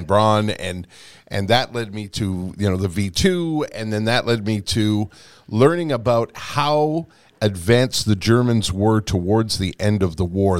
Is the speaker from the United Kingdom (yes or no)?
no; Canada; We're Canadian